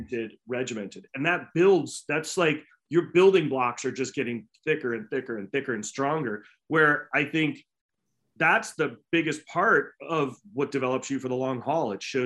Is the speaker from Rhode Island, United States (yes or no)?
yes; Rhode Island, United States; From Rhode Island